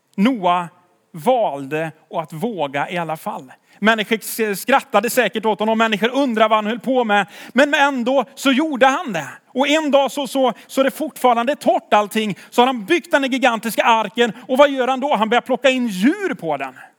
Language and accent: Swedish; Tidaholm, Västra Götaland, Sweden; jag är från Tidaholm.